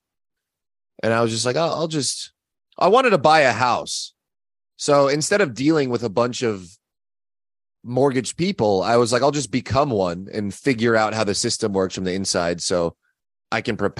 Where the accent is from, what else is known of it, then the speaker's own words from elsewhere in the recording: Orange County, California, United States; moved away as an adult; also born or lived in Los Angeles, California; now in Austin, United States; I was originally from Orange County